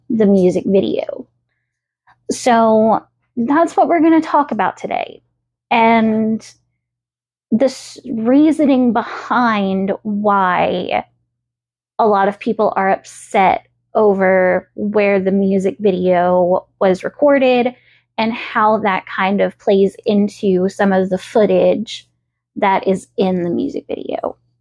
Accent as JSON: {"language": "English", "region": "the South", "country": "United States", "tie": "born or raised there", "accent": "Southern", "said": "I may have been born and raised in the South, but I am not your typical Southern belle. I know the Southern accent comes out sometimes. I know that I say y'all"}